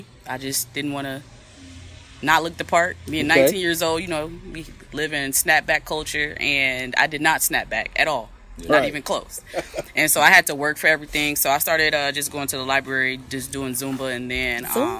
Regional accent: Kankakee, Illinois, United States; also born or lived in Freeport, Grand Bahama, Bahamas; I was raised in Kankakee, Illinois.

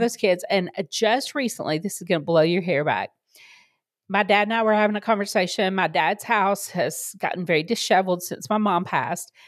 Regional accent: the South, United States; I grew up in the South, for people who don't know, um, very conservative Bible Belt

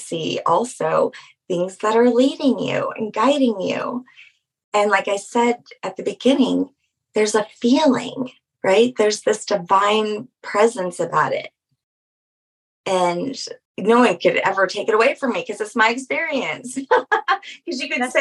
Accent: Louisiana, United States; I'm from Louisiana

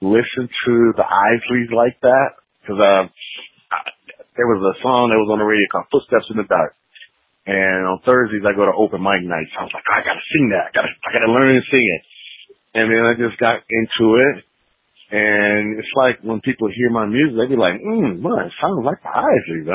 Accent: Rochester, New York, United States; now in Atlanta, United States; originally from Rochester, New York

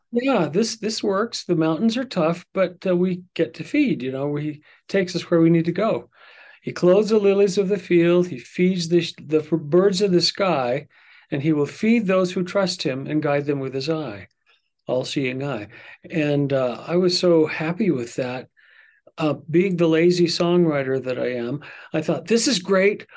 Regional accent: Vermont, United States; I was born in Vermont, December twelfth

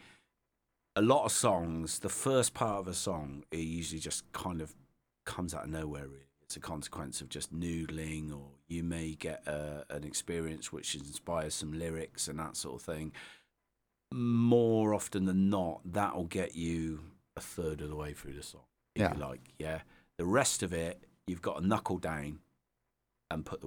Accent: Devizes, South West England, United Kingdom; So Devizes, born and bred.

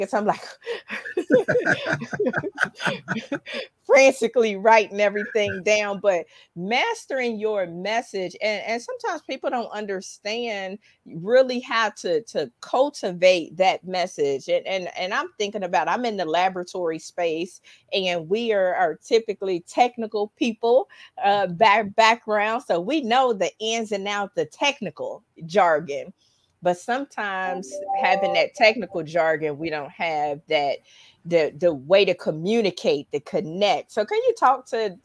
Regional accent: Dayton, Ohio, United States; Dayton, Ohio, which is my hometown.

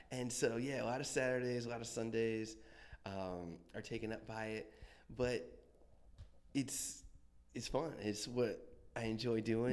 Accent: Akron, Ohio, United States; moved away as an adult; also born or lived in Boston; now in Washington, D.C., United States; we're from um, yeah the Akron area, Cleveland, Akron

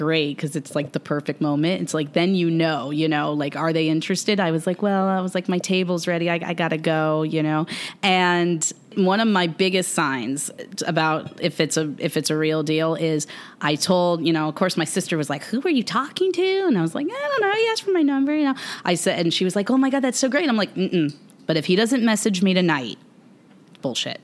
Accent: Miami Shores, Florida, United States; I'm from Miami Shores, and I'm, like, 305 till

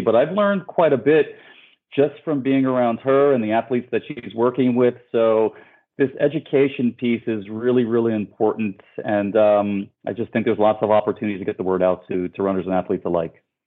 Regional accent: New York City, New York, United States; moved away as an adult; now in Miami, United States; I'm born and raised in New York, and I'm part of that New York City running community

